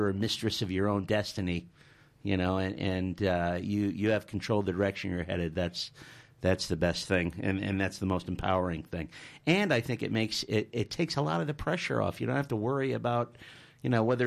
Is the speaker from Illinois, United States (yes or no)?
yes; Chicago, Illinois, United States; now in Australia; my hometown of Chicago